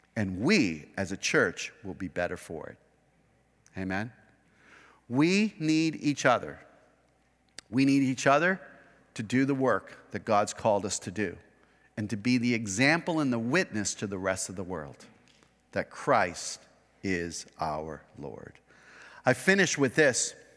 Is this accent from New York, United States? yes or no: no; Kern County, California, United States; we are American, individualistic, Kern County conservative people, who wanna do our own thing, our own way